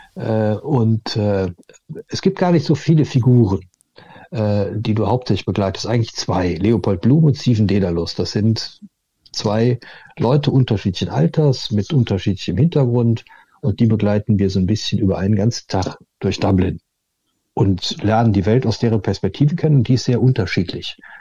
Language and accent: German; near Cologne, North Rhine-Westphalia, Germany; aus der Nähe von Köln.